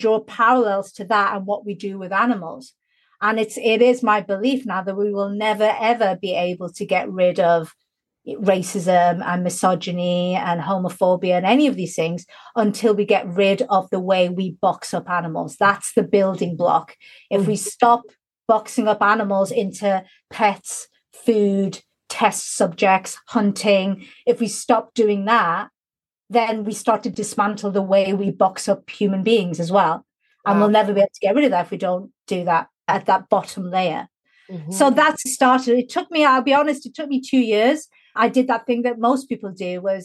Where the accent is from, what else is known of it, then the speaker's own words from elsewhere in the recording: Newcastle upon Tyne, North East England, United Kingdom; where I grew up in Newcastle, when I was growing up, there was literally no other non-white family for about a 10-mile radius